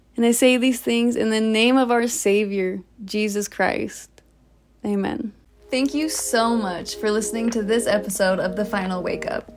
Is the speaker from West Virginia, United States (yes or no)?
no; Orem, Utah, United States; Here I was back in Orem